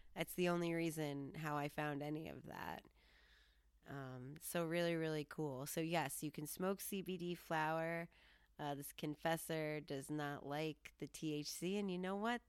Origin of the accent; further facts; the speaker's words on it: Colorado, United States; I'm from Colorado